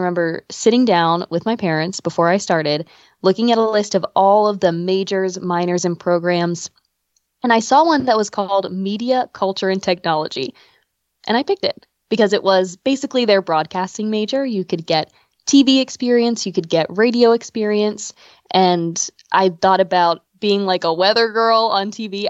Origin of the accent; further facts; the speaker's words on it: Pasadena, United States; I grew up in Pasadena with my parents and my brothers